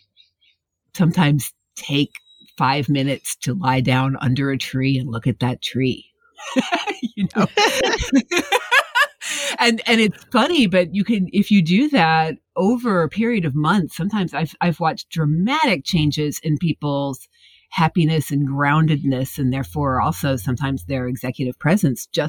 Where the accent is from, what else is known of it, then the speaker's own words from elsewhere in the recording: Midwest, United States; where I grew up in the Midwest